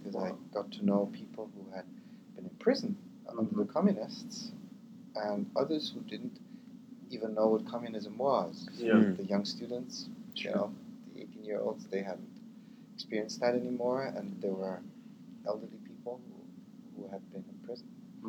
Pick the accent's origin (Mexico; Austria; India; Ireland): Austria; Vienna; also born or lived in New York, United States / London, United Kingdom / Rome, Italy; I always say I am an Austrian with an American passport. You can hear my accent isn't quite right. So I was born in New York. My parents are Austrian. And I grew up in Vienna, in London, and I lived in Rome for 15 years.